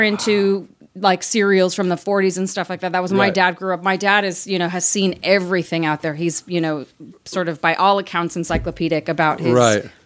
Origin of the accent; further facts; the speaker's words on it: Beverly Hills, California, United States; I grew up in Los Angeles